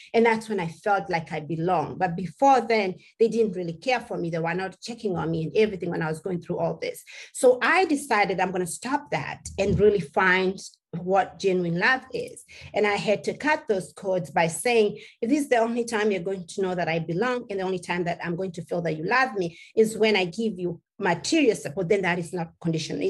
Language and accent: English; Kenya; English is a second language; moved away; As a little girl growing up in Kenya, I come mm-hmm. from a tribe called the Maasai